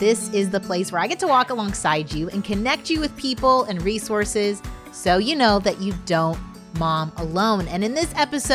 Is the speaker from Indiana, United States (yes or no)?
yes; Indiana, United States; now in Dallas, United States; I grew up in Indiana